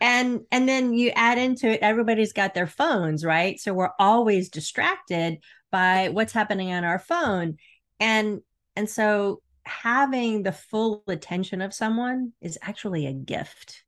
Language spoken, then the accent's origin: English; Florida, United States; I grew up in Florida